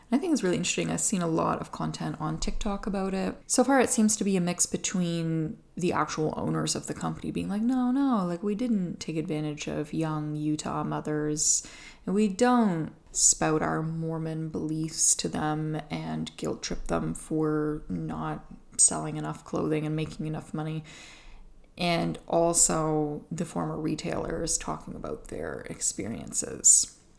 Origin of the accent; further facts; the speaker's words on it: Atlantic Canada, Canada; I'm from Atlantic Canada